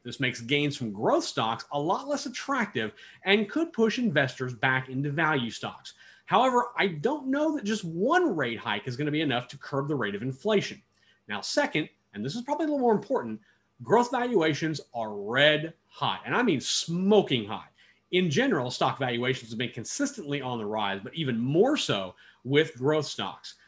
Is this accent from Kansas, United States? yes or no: yes; Kansas, United States; my home state of Kansas